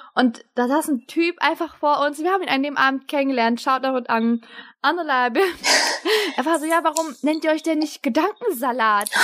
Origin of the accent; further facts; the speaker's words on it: Germany; Ich bin für mich deutsch, ich bin auch türkisch